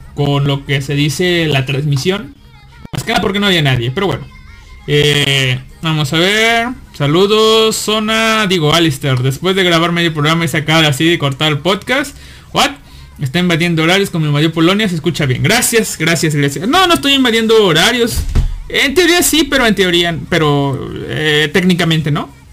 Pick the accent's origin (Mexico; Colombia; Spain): Mexico; northern Veracruz; moved away; yo soy norte de Veracruz